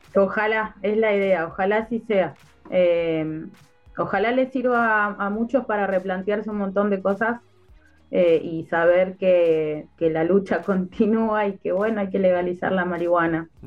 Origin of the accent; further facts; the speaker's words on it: Neuquén, Argentina; also born or lived in Plotier; yo soy de acá de Neuquén, nací acá